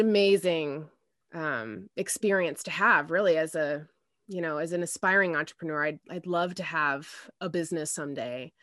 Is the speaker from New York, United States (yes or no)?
no; Indianapolis, Indiana, United States; also born or lived in Denver, Colorado; Indianapolis, um, which is where I am, I'm from. Um, but I was born out there and they moved back here when I was, um, when I was about four.